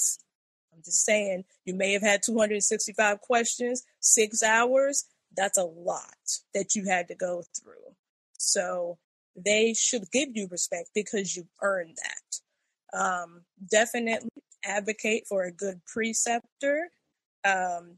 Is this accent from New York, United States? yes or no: yes; New York City, New York, United States; now in Florida, United States; I'm from the Bronx